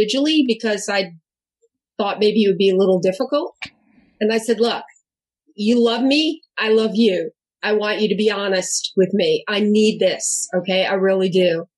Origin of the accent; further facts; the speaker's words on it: New York, United States; also born or lived in Southern New Jersey / Ann Arbor, Michigan; now in California, United States; I'm from New York. I'm Italian.